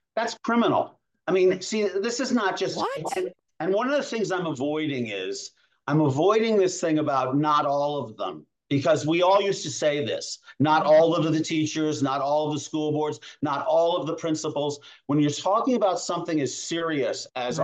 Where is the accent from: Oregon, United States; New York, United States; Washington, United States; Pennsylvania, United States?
New York, United States; now in Asheville, United States; I'm from New York